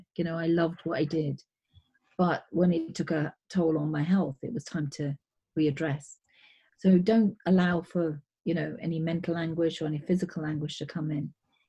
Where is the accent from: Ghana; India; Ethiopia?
India; I mean, I'm Indian, so Indians are really into business.